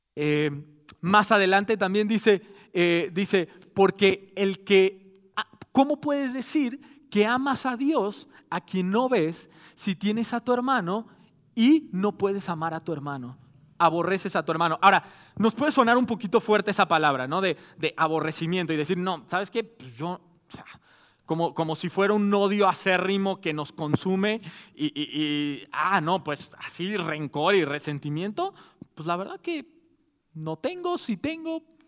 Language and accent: Spanish; Mexico; somos mexicanos